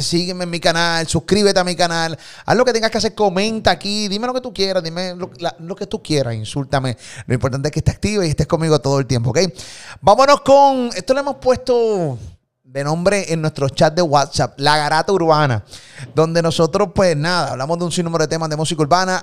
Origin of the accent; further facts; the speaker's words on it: Puerto Rico; Yo soy puertorriqueño, amo mi país. Y por eso vivo aquí